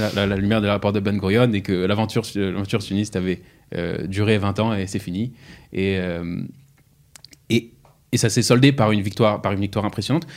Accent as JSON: {"language": "French", "town": "Strasbourg", "region": "Grand Est", "country": "France", "tie": "born or raised there", "said": "j'ai grandi à Strasbourg"}